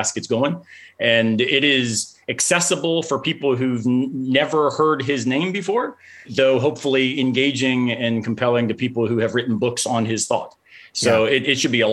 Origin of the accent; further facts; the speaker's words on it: the South, United States; I'm from the South.